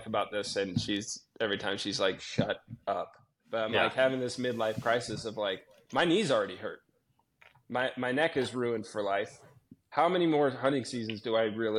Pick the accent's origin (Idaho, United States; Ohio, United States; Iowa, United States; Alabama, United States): Idaho, United States; North; growing up in North Idaho